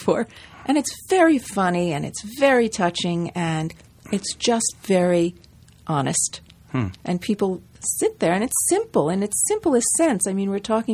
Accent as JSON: {"language": "English", "region": "New Jersey", "country": "United States", "tie": "born or raised there", "said": "growing up in New Jersey with my family"}